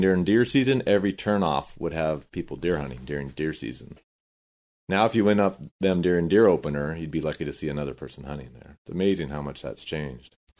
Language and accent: English; Corona, California, United States; I grew up in Corona